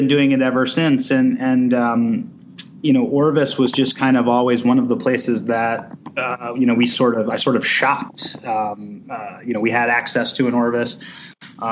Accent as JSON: {"language": "English", "town": "Cleveland", "region": "Ohio", "country": "United States", "tie": "born or raised there", "said": "I grew up in Cleveland, Ohio"}